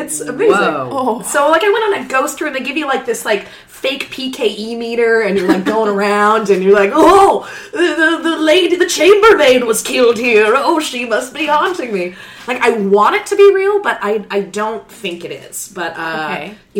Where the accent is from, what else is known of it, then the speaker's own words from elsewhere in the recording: Brantford, Ontario, Canada; moved away as an adult; also born or lived in Toronto; I was born to parents in Brantford, Ontario, 1987. It was June, so the ice was thawing, and that made it very pleasant for everyone involved. Once they cleaned me up, I grew into a young woman. I moved to Toronto to study theater